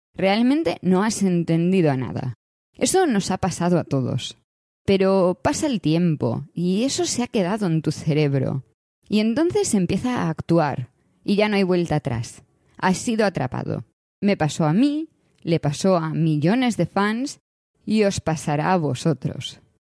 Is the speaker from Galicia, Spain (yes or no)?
yes; Galicia, Spain; Como gallega